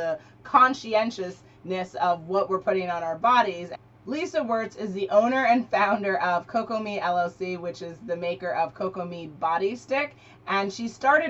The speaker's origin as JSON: {"language": "English", "town": "New York City", "region": "New York", "country": "United States", "tie": "born or raised there", "said": "born and raised in Manhattan"}